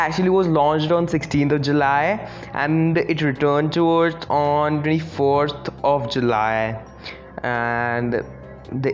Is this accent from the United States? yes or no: no; India; I'm from India